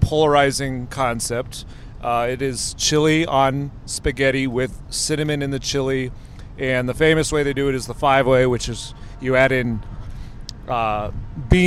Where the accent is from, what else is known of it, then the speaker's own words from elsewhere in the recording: Northeast Ohio, United States; I grew up in Northeast Ohio, so watched a lot of the Browns